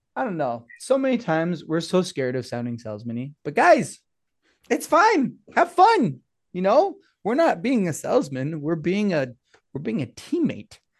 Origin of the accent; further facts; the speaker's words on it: Blanding, Utah, United States; I grew up in San Juan, over at Blanding, San Juan High School